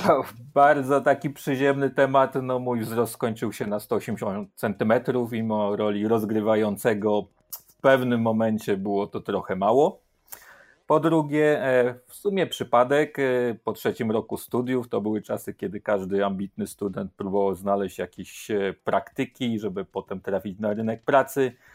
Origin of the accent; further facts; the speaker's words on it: Łódź, Łódź Voivodeship, Poland; Ja pochodzę z Łodzi